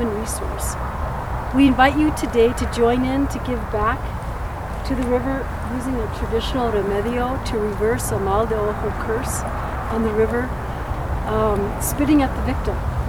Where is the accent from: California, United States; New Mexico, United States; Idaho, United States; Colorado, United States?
New Mexico, United States; Valencia County; I was born in the Middle Rio Grande Bosque area down in Valencia County